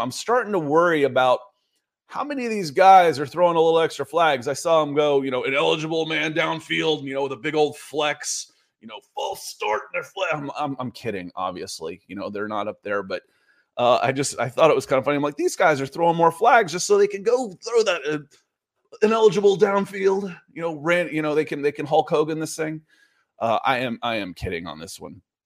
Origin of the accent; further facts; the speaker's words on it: Atlanta, Georgia, United States; I grew up in Atlanta